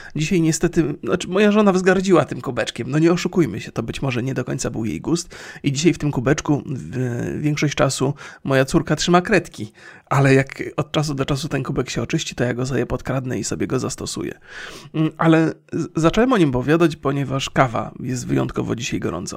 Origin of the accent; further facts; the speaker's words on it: Bolesławiec, Lower Silesian Voivodeship, Poland; moved away; w mieście, z którego pochodzę, czyli z Bolesławca